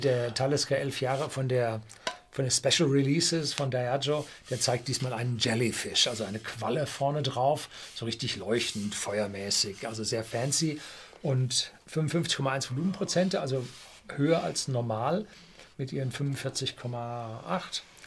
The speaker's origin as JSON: {"language": "German", "country": "Germany", "said": "Bei uns in Deutschland"}